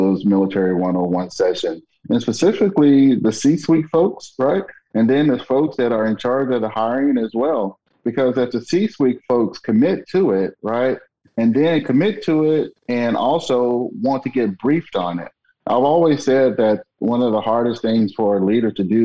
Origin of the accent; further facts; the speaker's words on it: Alabama, United States; moved away; I'm originally from Alabama